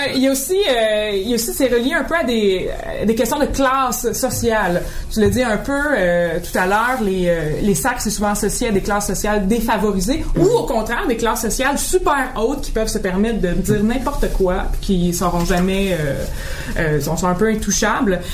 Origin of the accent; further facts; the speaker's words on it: Boucherville, Quebec, Canada; dans mon enfance à Boucherville, donc vraiment classe moyenne